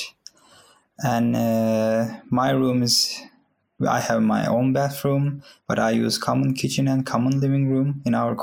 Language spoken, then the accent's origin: English; Turkey; also born or lived in Istanbul, Turkey; now in Linköping, Sweden; I'm from Turkey. I was living in Istanbul.